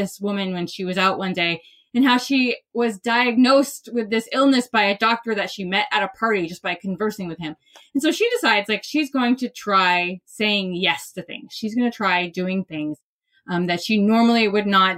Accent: Maine, United States; I'm from Maine

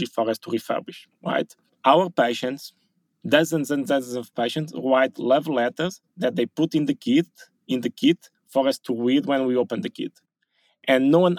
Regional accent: Portugal; I was born in Portugal

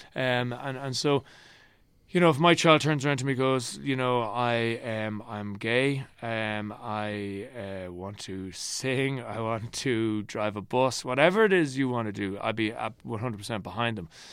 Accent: Ireland; also born or lived in New York; this hemming and hawing that we do as Irish people

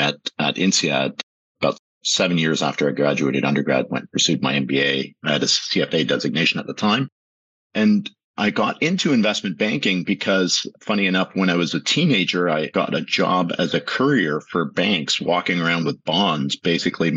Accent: Toronto, Ontario, Canada; also born or lived in Strasbourg / Montreal; I grew up in the East End of Toronto in Scarborough

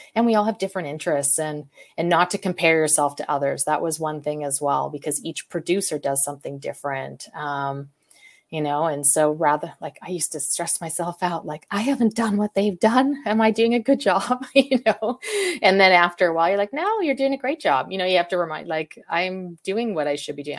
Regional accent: Calgary, Alberta, Canada; I'm from Calgary, Canada

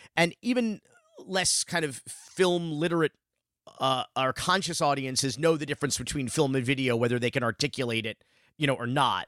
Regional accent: Miami, Florida, United States; growing up in Miami in the, in the nineteen eighties

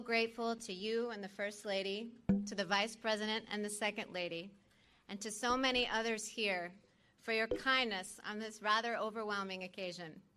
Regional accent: New Orleans, Louisiana, United States; moved away as an adult; also born or lived in Midwest; I have spent the bulk of my adulthood as a Midwesterner, but I grew up in their New Orleans home

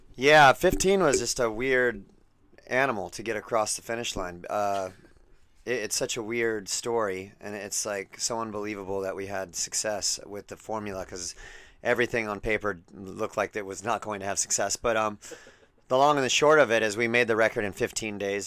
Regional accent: Southern California, United States; I live in Los Angeles and I was born and raised in Southern California

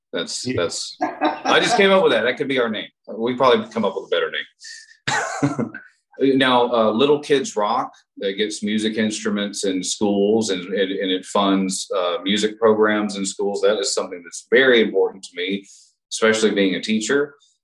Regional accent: Texas, United States; now in Los Angeles, United States; So I moved to LA from Texas and I got a job working at a music store because I figured I would meet the most musicians that way.

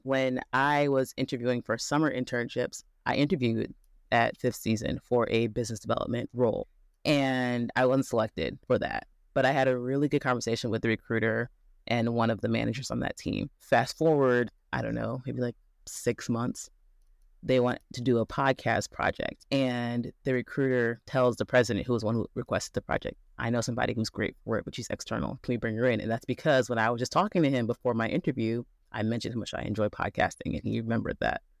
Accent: Midwest, United States; also born or lived in Chicago, Illinois; I am from the Midwest, went to state school in Midwest

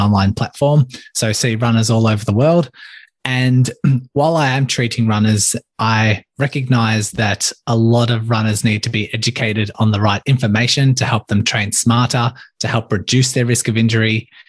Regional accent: Melbourne, Victoria, Australia; I grew up in Melbourne, Australia, born and raised, still here today

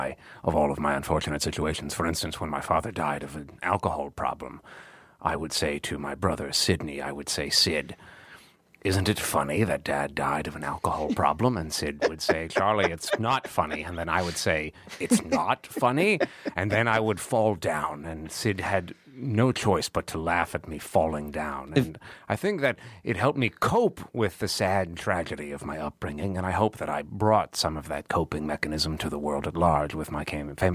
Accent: United Kingdom; I am a British, and a little-known fact about me, I refuse to ever apply for American citizenship.

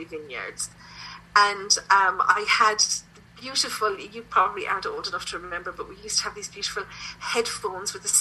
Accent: Tipperary, Munster, Ireland; also born or lived in London / Germany; I come from Tipperary in Ireland.

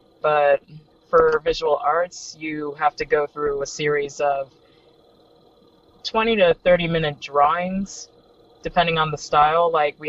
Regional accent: North Miami Beach, Florida, United States; also born or lived in Hollywood, Florida; now in Miami, United States; I was born in Hollywood, and then I spent a majority of my childhood in North Miami Beach, and then I pretty much moved down here.

